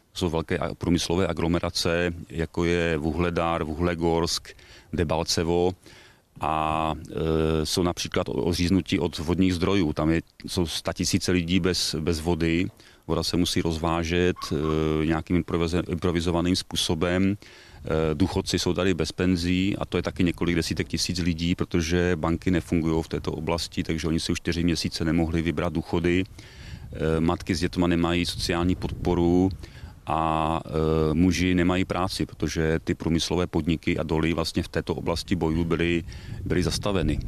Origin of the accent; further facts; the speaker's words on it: Jeseník, Olomouc Region, Czechia; Já pocházím z Jeseníku